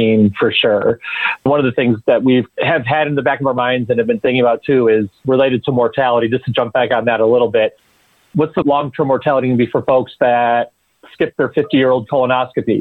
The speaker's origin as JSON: {"language": "English", "town": "Chicago", "region": "Illinois", "country": "United States", "tie": "born or raised there", "said": "I grew up in Chicago too"}